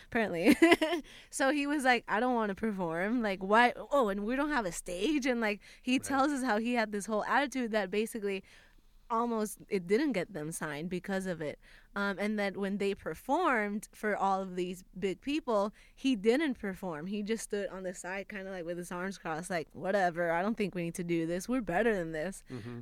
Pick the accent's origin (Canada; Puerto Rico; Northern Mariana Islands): Puerto Rico; moved away as an adult; now in Los Angeles, United States; I had just moved to LA. I'm from Puerto Rico